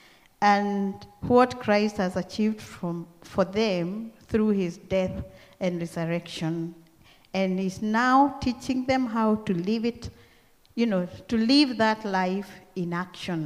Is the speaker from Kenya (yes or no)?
yes; Kenya; accent: Kenyan; moved away as an adult; now in Australia; I came here with my own Kenyan accent.